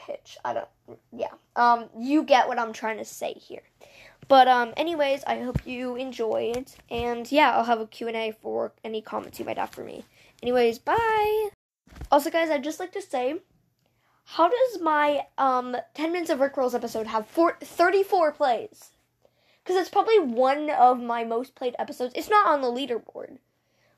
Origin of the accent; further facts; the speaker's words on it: Canada; I'm from Canada, so if you notice me spelling favorite with an O-U instead of just